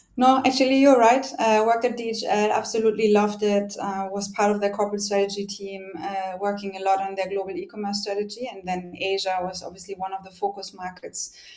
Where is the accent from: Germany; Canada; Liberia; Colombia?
Germany; accent: German; English is a second language; moved away as an adult; now in Singapore; really hard to hide my accent, so I'm German